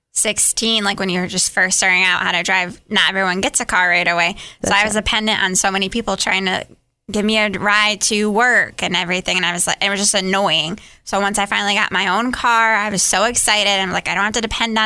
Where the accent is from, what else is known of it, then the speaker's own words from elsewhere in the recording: the North, Midwest, United States; accent: Midwest; moved away; I was raised in the North